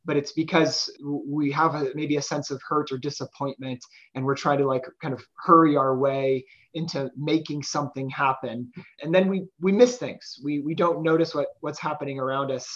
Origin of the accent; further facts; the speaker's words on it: Morton, Illinois, United States; now in Kansas, United States; Morton, Illinois, which is my hometown